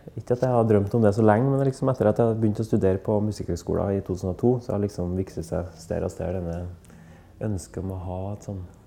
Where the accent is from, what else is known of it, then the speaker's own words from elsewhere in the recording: Verdal, Trøndelag, Norway; jeg vokste opp i Verdalen, da, i, på Innherred, Nord-Trøndelag